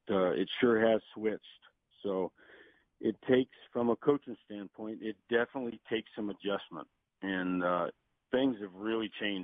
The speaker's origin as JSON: {"language": "English", "region": "New York", "country": "United States", "tie": "born or raised there", "said": "growing up in Yankee Stadium, when we go down to Florida every year"}